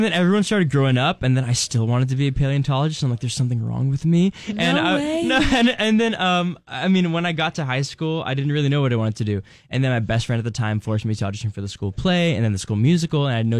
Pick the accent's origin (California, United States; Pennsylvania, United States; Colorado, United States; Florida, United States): California, United States; Los Angeles; I'm from Los Angeles, California.